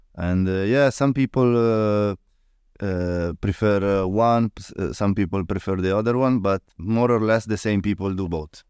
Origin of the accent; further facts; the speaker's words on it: Italy; English is a second language; from Italy